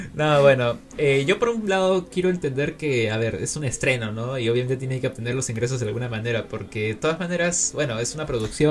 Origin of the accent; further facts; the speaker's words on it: Peru; desde mi lugar como peruano